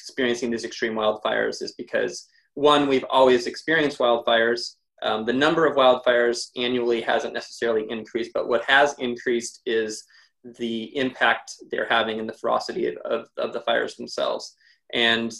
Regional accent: Montana, United States; now in Southern California, United States; I grew up in Montana

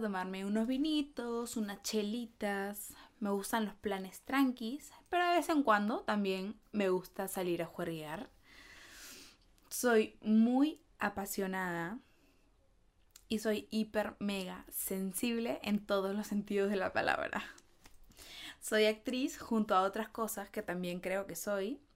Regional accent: Peru; soy de Perú

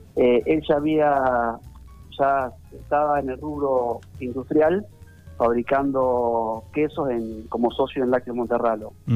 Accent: General Campos, Entre Ríos, Argentina; nuestro querido General Campos

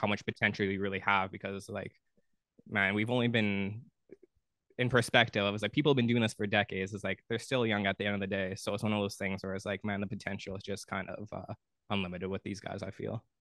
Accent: Thunder Bay, Ontario, Canada; moved away as an adult; now in Ottawa, Canada; I'm originally from Thunder Bay

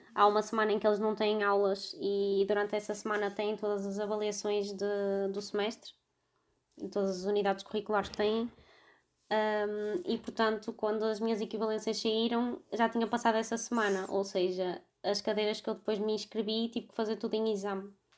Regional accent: Vila Nova de Gaia, Norte, Portugal; tenho 26 anos e sou de Vila Nova de Gaia.

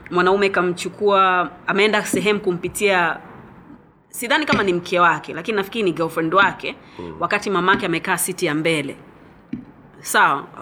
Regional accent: Zanzibar, Tanzania; mimi pia nimezaliwa Zanzibar

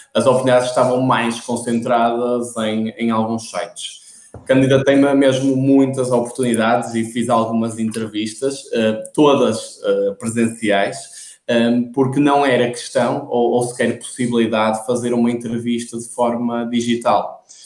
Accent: Porto, Norte, Portugal; como devem notar pelo meu sotaque, sou do Porto.

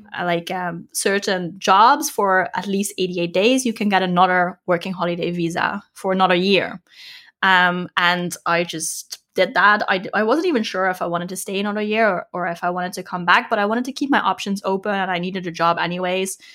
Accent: Netherlands; moved away as an adult; also born or lived in Australia / Thailand / Vietnam / Bali; now in Germany; I'm from the Netherlands

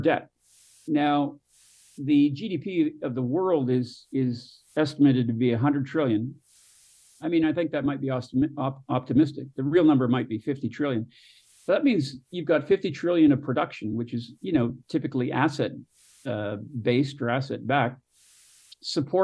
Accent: Canada; moved away; also born or lived in Northern California / Southern California; where I was born in Canada

